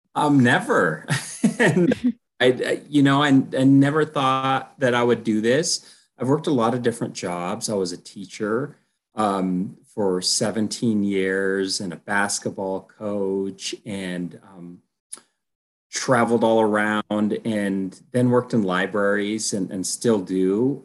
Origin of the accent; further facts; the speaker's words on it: Colorado, United States; also born or lived in Texas; I'm from Colorado